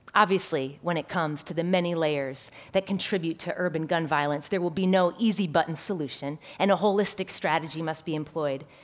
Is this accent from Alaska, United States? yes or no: no; Chicago, Illinois, United States; My hometown, Chicago